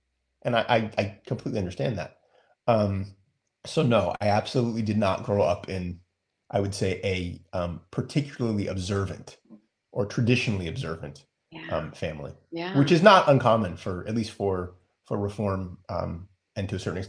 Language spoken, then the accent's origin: English; Santa Barbara, California, United States; also born or lived in Manhattan Beach, California; now in Los Angeles, United States; I guess technically I'm a native Angelino. I was born here. We lived in the South Bay in Manhattan Beach till I was about 10 and then moved to the Jewish metropolis of Santa Barbara, where I grew up, I suppose, and went to junior high and high school. And then I moved back here